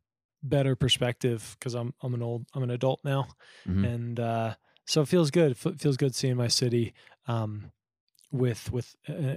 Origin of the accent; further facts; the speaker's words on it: Denver, Colorado, United States; also born or lived in New York; I'm a songwriter from Denver, Colorado, and songwriter, performer.